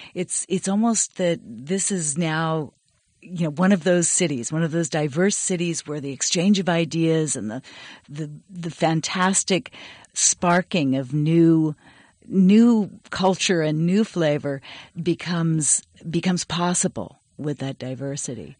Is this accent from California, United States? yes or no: yes; Berkeley, California, United States; I grew up mostly in Berkeley